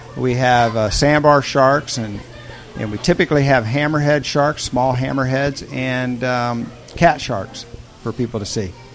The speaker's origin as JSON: {"language": "English", "region": "Indiana", "country": "United States", "tie": "born or raised there", "moved": "yes", "said": "I grew up in Indiana in the Midwest"}